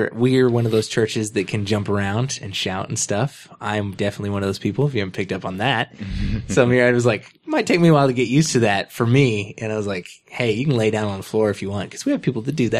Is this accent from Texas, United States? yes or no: yes; Texas, United States; we're from Texas